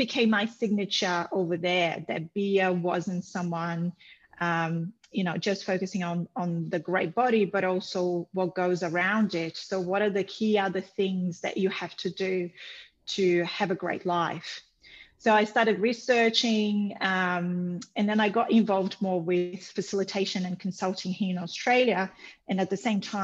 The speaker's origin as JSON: {"language": "English", "country": "Brazil", "moved": "yes", "said": "I'm from Brazil originally"}